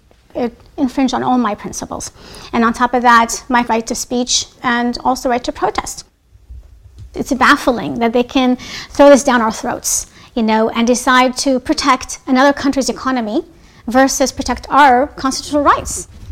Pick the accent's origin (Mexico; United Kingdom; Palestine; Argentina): Palestine; now in United States; Having grown up as a Palestinian, I know firsthand the oppression and the struggle that Palestinians face on a daily basis.